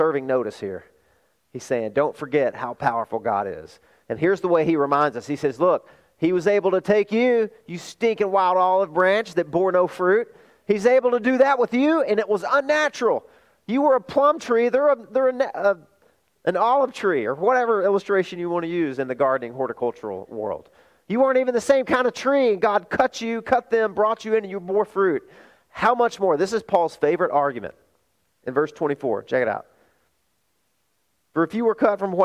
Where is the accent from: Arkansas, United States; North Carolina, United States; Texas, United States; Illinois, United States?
Arkansas, United States; moved away; also born or lived in California; my hometown in Arkansas